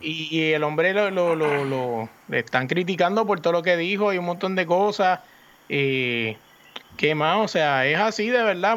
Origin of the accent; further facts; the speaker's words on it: Puerto Rico; yo me crié en el Residencia Hermano La Pérez